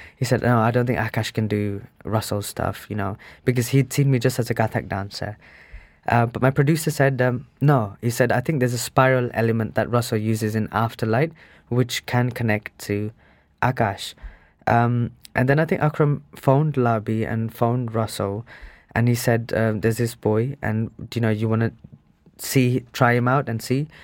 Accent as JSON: {"language": "English", "town": "Birmingham", "region": "West Midlands", "country": "United Kingdom", "tie": "born or raised there", "also_born_or_lived": "India", "said": "I was brought up in Sparkbrook as well, which is the most uninspiring place on earth. It's the most grey"}